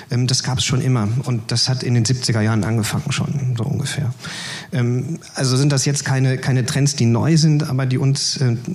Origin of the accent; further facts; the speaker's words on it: Mülheim an der Ruhr, North Rhine-Westphalia, Germany; da bin ich dann also in meiner Heimatstadt Mülheim-Ruhr an die Partei herangetreten